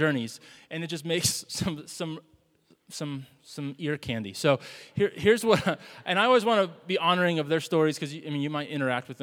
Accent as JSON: {"language": "English", "region": "the South", "country": "United States", "moved": "yes", "said": "We're from the South"}